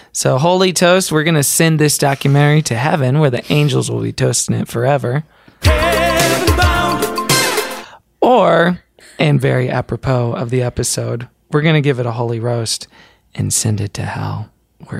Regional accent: Texas, United States; I'm from Texas

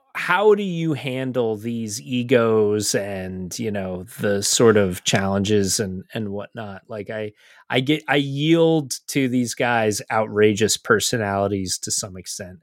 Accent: United States; as American fans

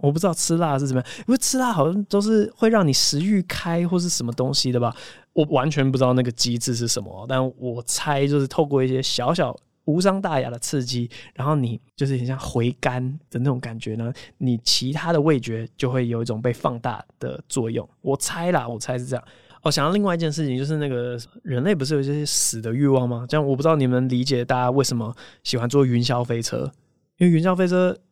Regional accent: Taiwan; 我之前当替代役的时候，我在那个台北市劳动局

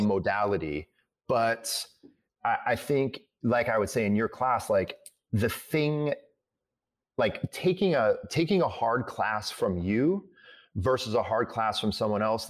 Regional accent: Midwest, United States; I'm from the Midwest

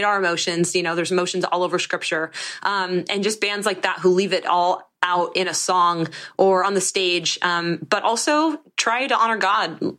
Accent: Monterey, California, United States; I'm from Monterey, California

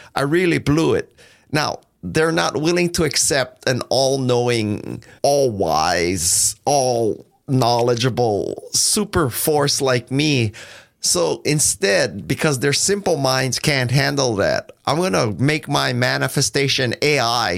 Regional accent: Silicon Valley, California, United States; I'm from Silicon Valley

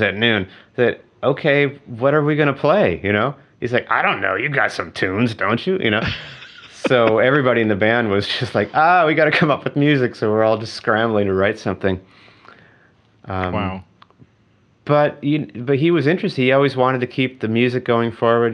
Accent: Eau Claire, Wisconsin, United States; In my hometown, Eau Claire, Wisconsin

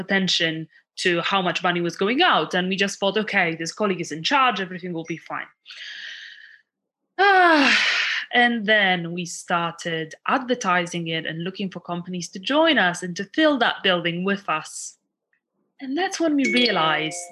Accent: Poland; moved away as an adult; now in United Kingdom; I was born in Poland. And I came over

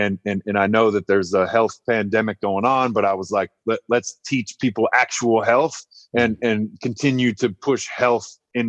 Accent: Nebraska, United States; also born or lived in Yankton, South Dakota; So I was born in Yankton, South Dakota in 1984. I'm 36 years old. I grew up most of my life in Nebraska, in a few different towns in Nebraska.

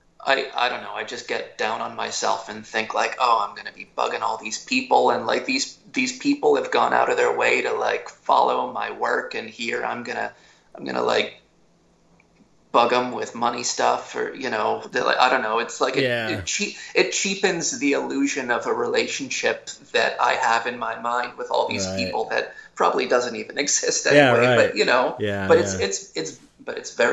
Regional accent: Philadelphia, Pennsylvania, United States; Outside of Philadelphia.

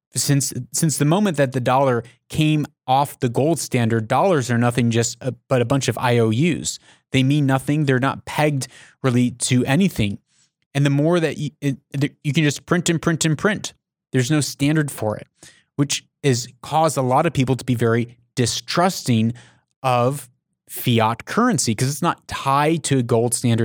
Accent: United States

